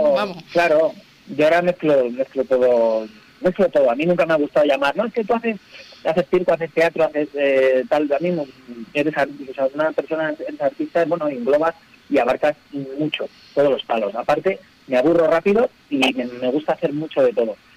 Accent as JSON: {"language": "Spanish", "town": "Alicante", "region": "Valencian Community", "country": "Spain", "moved": "yes", "lives_now": "Madrid, Spain", "said": "yo vivo en Madrid, en la sierra, en la montaña, pero vengo de Alicante"}